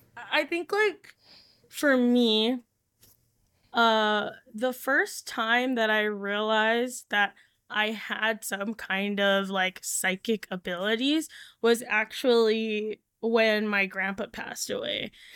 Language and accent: English; Hawaii, United States; So for me, growing up in Hawaii was like a whole nother layer on top